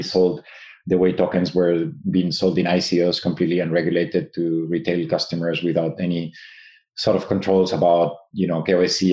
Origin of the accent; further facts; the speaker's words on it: Spain; moved away as an adult; also born or lived in Japan; now in United States; I'm originally from Spain, but I studied in Japan at the Tokyo Institute of Technology